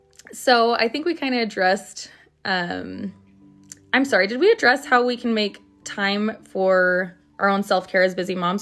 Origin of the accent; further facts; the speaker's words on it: Utah, United States; now in Arizona, United States; I grew up in Utah and I didn't know it was a thing till I came to Arizona, and everything is so much hotter here.